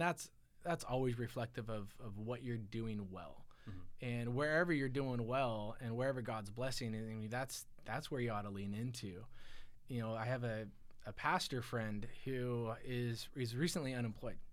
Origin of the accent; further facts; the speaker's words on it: Silicon Valley, California, United States; I grew up in the Silicon Valley